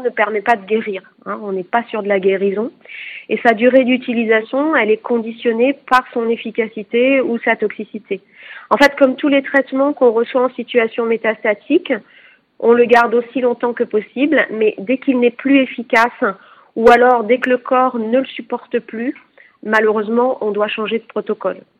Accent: France; chez nous en France

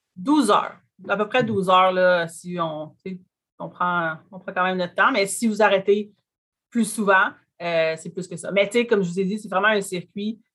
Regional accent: Gaspé, Quebec, Canada; je, fais également partie de la communauté euh, Micmac Mi'kmaq de Gaspé

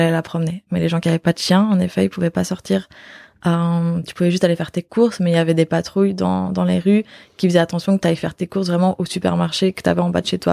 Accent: Belgium; moved away as an adult; also born or lived in Australia; now in Barcelona, Spain; je suis belge d'origine, mais ça fait bientôt 5 ans que j'habite plus en Belgique

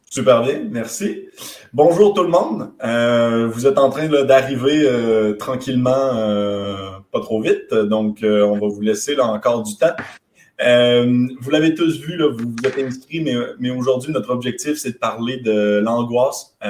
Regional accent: Quebec, Canada; accent: very light; mon, accent est très léger, mais, on est québécois

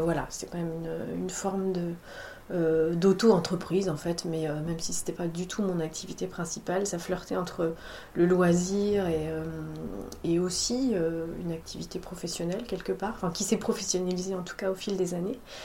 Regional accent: La Rochelle, Nouvelle-Aquitaine, France; moved away as an adult; now in Bordeaux, France; je suis euh, originaire de La Rochelle. J'ai grandi à La ah. Rochelle

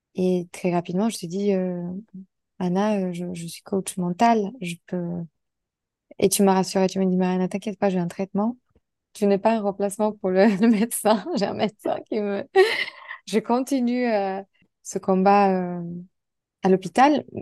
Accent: Poland; toutes les deux on était polonaises

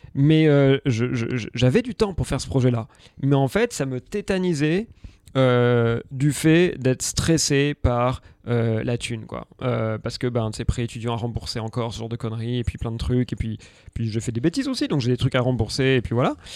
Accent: Aix-en-Provence, Provence-Alpes-Côte d'Azur, France; also born or lived in Paris; now in Marseille, France; je viens d'Aix

